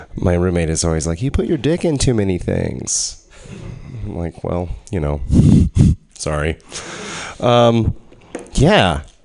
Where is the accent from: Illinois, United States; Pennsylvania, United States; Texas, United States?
Texas, United States; growing up in Texas, I heard a lot of like um, like southern